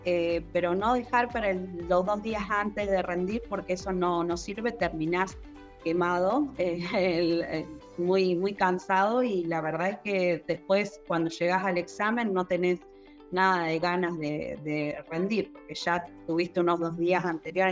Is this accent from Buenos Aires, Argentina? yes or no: no; General Pico, La Pampa, Argentina; soy de General Pico La Pampa